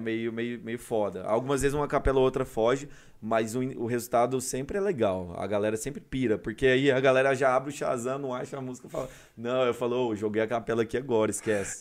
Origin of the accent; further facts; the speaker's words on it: Goiânia, Goiás, Brazil; also born or lived in Curitiba; sou goiano mesmo. Uhum. Nasci aqui, minha família é daqui.